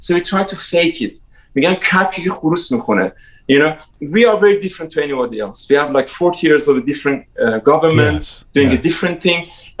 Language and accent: English; Tehran, Tehran Province, Iran; English is a second language; now in London, United Kingdom; I was a kid from Tehran with big dreams about changing the world